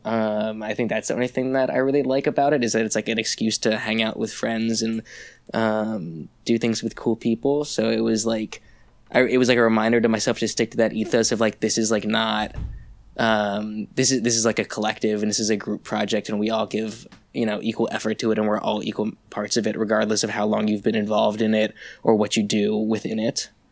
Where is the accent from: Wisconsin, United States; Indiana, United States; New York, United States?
New York, United States; also born or lived in Saint Louis, Missouri; I am from New York